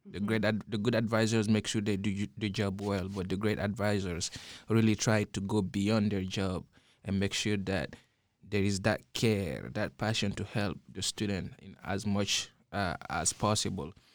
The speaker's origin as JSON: {"language": "English", "country": "Guinea", "tie": "born or raised there", "moved": "yes", "said": "growing up in Guinea"}